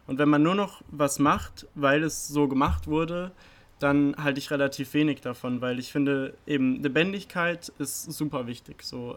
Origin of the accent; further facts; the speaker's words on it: Oberursel, Hesse, Germany; moved away as an adult; now in Heidelberg, Germany; Ich komme ursprünglich aus Oberursel, bin jetzt aber schon seit zweieinhalb Jahren hier in Heidelberg